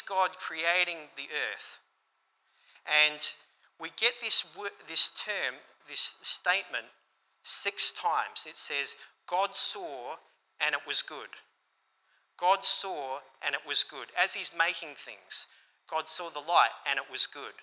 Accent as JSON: {"language": "English", "town": "Port Lincoln", "region": "South Australia", "country": "Australia", "tie": "born or raised there", "moved": "as an adult", "said": "returning to my hometown a couple of years ago of Port Lincoln."}